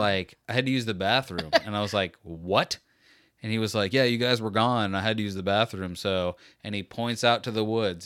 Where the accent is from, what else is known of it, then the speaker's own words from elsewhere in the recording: Florida, United States; I'm from Florida